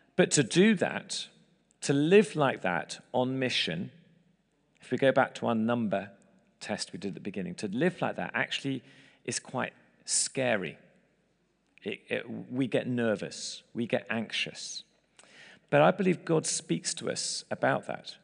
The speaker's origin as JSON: {"language": "English", "region": "England", "country": "United Kingdom", "moved": "as an adult", "lives_now": "United States", "said": "we're English in America"}